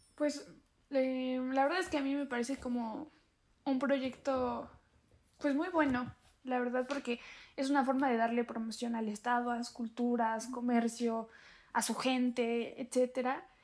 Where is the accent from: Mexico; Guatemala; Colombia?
Mexico; Santa Ana Chiautempan, Tlaxcala; yo soy de Santana, Cheutempan